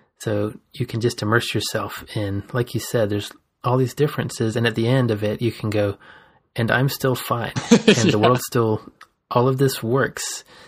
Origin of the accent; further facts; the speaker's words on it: Georgia, United States; moved away as an adult; growing up in Georgia, yeah, and then, you know, not really leaving the South very much until I was in my 20s